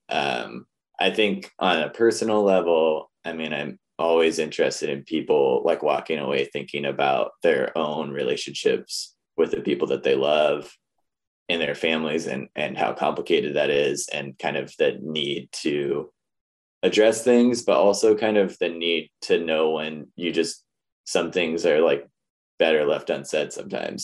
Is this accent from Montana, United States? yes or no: yes; Missoula, Montana, United States; growing up in Missoula is a very different place than it is now